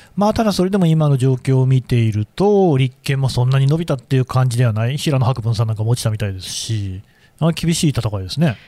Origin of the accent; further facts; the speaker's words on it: Aichi, Japan; 私の故郷愛知県ですけど